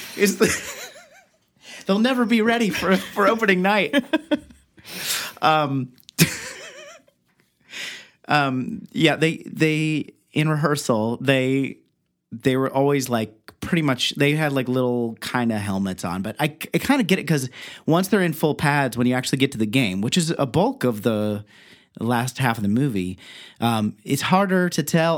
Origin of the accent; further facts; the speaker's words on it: Beavercreek, Ohio, United States; I'm from Beaver Creek, Ohio